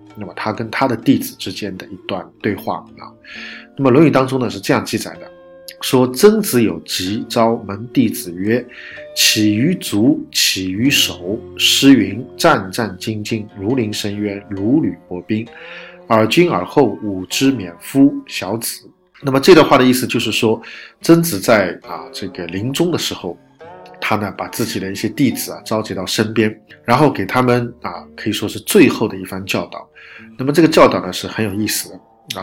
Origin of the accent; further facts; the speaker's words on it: China; 我们中国人